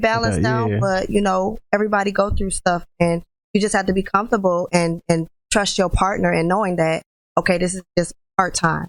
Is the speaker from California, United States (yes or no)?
no; Rockford, Illinois, United States; I'm 28. Born and raised in Rockford.